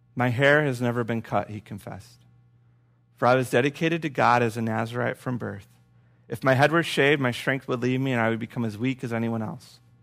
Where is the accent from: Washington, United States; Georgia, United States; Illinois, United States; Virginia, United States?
Illinois, United States; Urbana; I'm from Urbana, by the way. U-Town forever